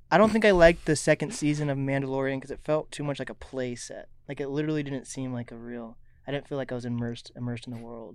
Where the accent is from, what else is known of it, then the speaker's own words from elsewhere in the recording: Seattle, Washington, United States; also born or lived in Snohomish; I'm from East Seattle